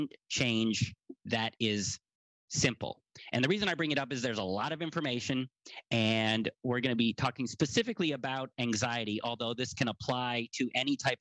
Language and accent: English; United States; I'm an American